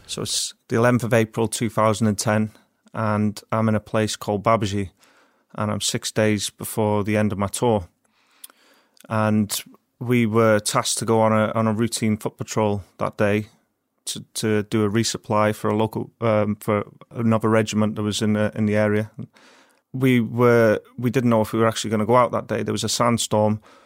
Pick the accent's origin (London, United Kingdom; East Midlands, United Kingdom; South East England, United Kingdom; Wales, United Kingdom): Wales, United Kingdom; Wrexham; I'm from Wrexham, so I'm from the local town where it's built